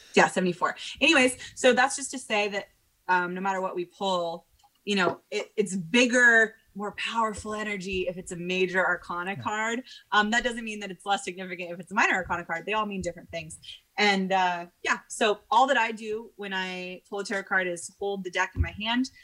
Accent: Portland, Oregon, United States; I got back to Portland, Oregon, which is my hometown

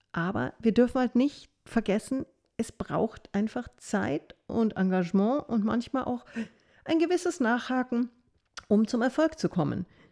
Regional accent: Fürstenfeldbruck, Bavaria, Germany; also born or lived in Munich / Passau; ich komme grundsätzlich aus München, Münchner Zeitschriften, habe aber meine Jugend im Fürstenfeldbrucker-Raum verbracht

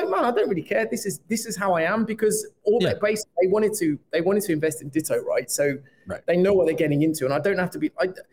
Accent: Birmingham, West Midlands, United Kingdom; I'm from Birmingham

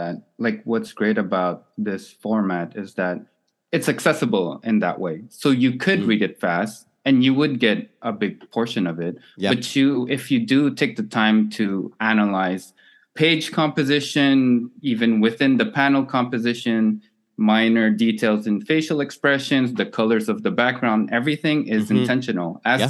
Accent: Philippines; now in Canada; And that is more relevant to me as a Filipino in Canada, right?

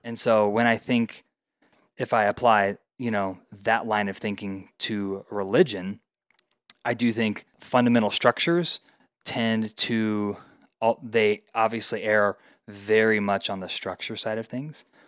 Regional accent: Indiana, United States; moved away as an adult; also born or lived in Colorado; now in Denver, United States; Went to college in Indiana, where I grew up

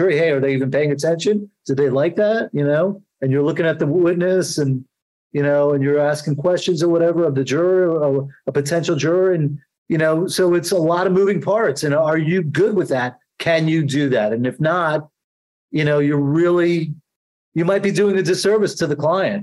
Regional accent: New York, United States; accent: New York; I sound like I'm from New York

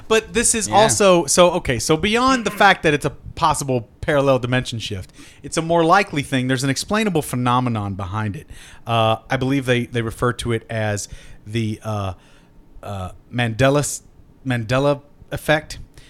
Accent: Kentucky, United States; I was from Kentucky and had never met a Jewish person

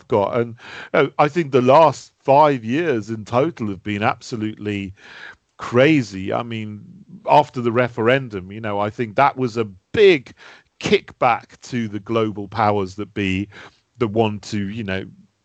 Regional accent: Sussex, South East England, United Kingdom; I grew up in Sussex

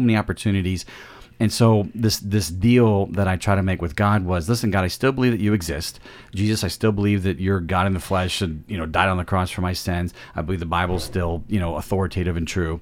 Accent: central Illinois, United States; also born or lived in Peoria, Illinois; I was born in Illinois, in the Peoria area, and grew up in central Illinois

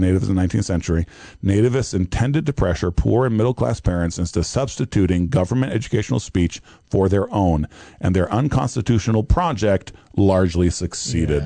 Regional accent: Brazil; now in United States; my Brazilianness

